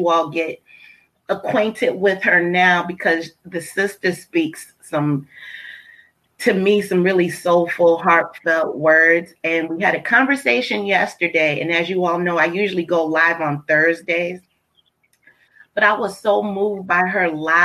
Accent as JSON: {"language": "English", "region": "Massachusetts", "country": "United States", "also_born_or_lived": "Alabama", "moved": "as an adult", "said": "I'm from Massachusetts too"}